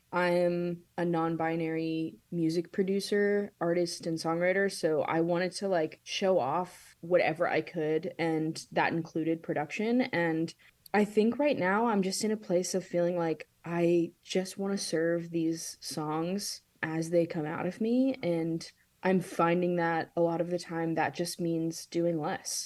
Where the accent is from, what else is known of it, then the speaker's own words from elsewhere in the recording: Pittsburgh, Pennsylvania, United States; I grew up in Pittsburgh